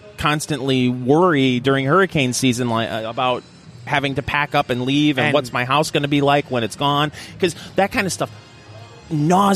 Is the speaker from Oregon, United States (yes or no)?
no; Saginaw, Michigan, United States; I'm from Michigan. I'm from the east side of the state, from Saginaw, Michigan